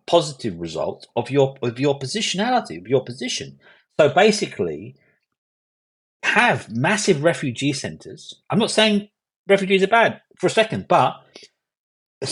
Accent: London, United Kingdom; So I grew up in Hackney in East London. I was living for 24 years, born, bred in Hackney in East London

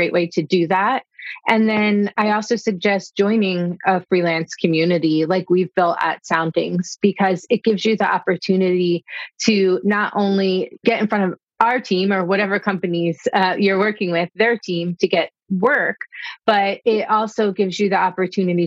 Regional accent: Havertown, Pennsylvania, United States; My first job in hospitality was at a Swedish bakery in my hometown, Havertown, outside of Philadelphia

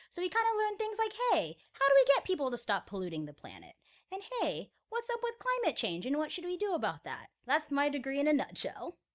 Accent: Florida, United States; moved away; I am from Florida

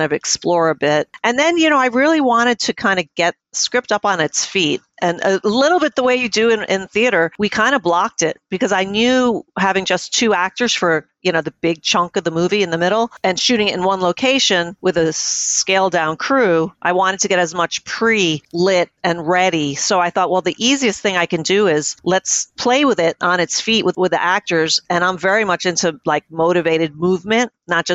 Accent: New York City, New York, United States; I grew up in New York City

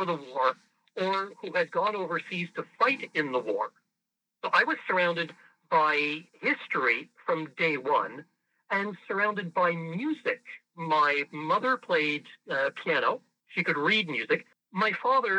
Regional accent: Montreal, Quebec, Canada; first language French; English is a second language; I grew up in a suburb of Montreal called Saint-Laurent

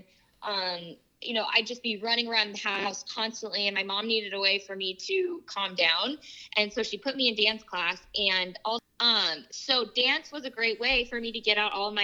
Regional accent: Southern California, United States; I grew up here in Southern California

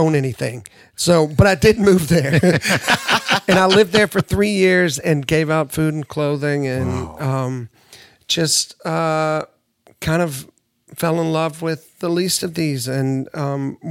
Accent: Nashville, Tennessee, United States; I grew up in Nashville

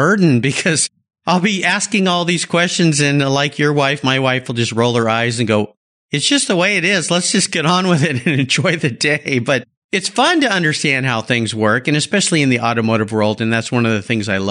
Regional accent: La Jolla, California, United States; now in Washington State, United States; I grew up in La Jolla, California

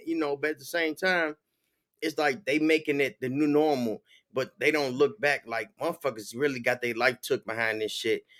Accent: Chicago, Illinois, United States; also born or lived in Minnesota / Los Angeles; now in Florida, United States; I'm from Chicago

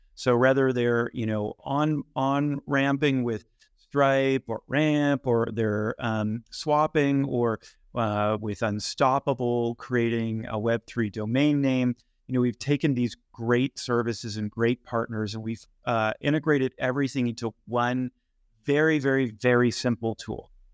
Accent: Bay Area, Silicon Valley, California, United States; I grew up in the Bay Area in Silicon Valley

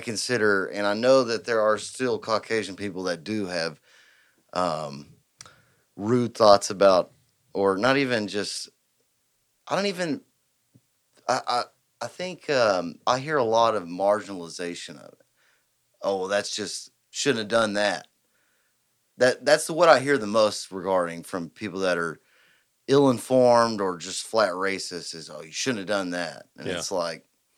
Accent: United States; I, as an American

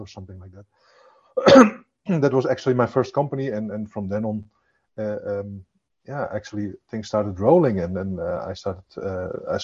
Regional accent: Zwolle, Overijssel, Netherlands; also born or lived in Amsterdam; I hail from the beautiful city of Zwolle in the Netherlands

